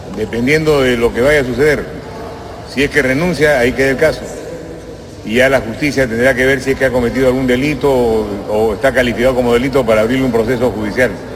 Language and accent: Spanish; Peru; Somos peruanos independientes y soberanos